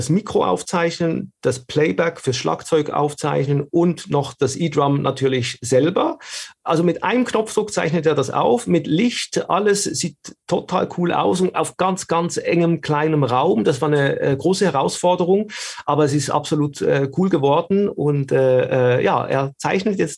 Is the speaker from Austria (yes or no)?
no; Switzerland; ich komme aus der Schweiz, man hört es